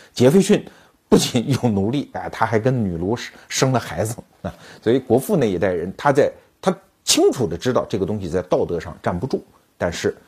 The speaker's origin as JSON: {"language": "Chinese", "country": "China", "said": "包括我们中国人"}